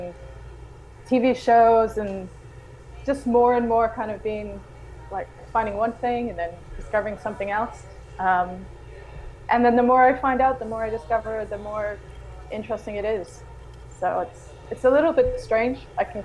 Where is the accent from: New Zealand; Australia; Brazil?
New Zealand; Auckland; also born or lived in United Kingdom; now in Dar es Salaam, Tanzania; I grew up in New Zealand